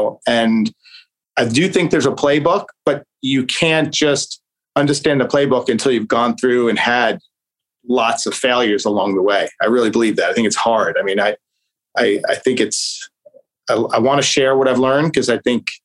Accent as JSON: {"language": "English", "town": "New York City", "region": "New York", "country": "United States", "tie": "born or raised there", "said": "I grew up in Staten Island, New York"}